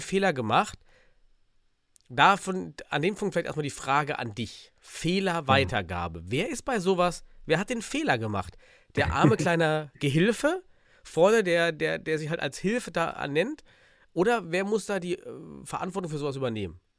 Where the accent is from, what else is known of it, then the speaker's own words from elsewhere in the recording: Suhl, Thuringia, Germany; aus mhm. dem beschaulichen Suhl